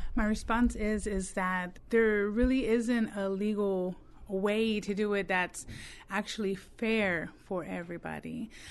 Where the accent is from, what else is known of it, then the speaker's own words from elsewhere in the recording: Texas, United States; now in Mississippi, United States; I'm actually from Texas. Um, all of my family is from Texas